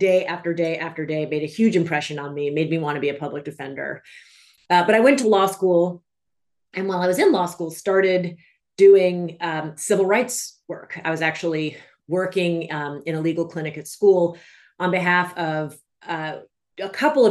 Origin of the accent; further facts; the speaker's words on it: Washington, District of Columbia, United States; moved away as an adult; also born or lived in New England / New York; now in California, United States; I grew up in Washington, D.C.